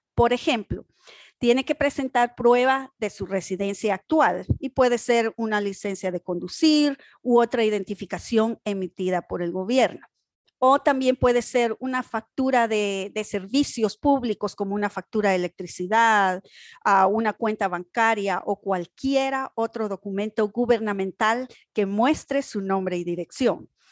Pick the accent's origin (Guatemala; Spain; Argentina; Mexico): Guatemala; now in North Carolina, United States; Yo soy de Guatemala